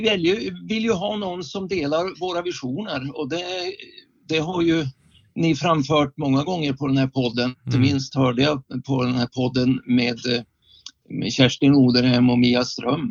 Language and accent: Swedish; Skellefteå, Västerbotten County, Sweden; moved away as an adult; now in Västerås, Sweden; jag är egentligen från Skellefteå och jag bor tillfälligt sedan 1980 sex i Västerås